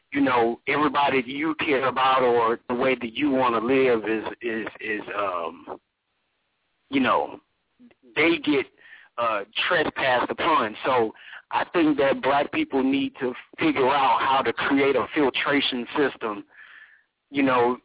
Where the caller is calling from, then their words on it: Atlanta, Georgia, United States; Can you hear me? Can you hear me clearly? I'm calling from Atlanta, bro.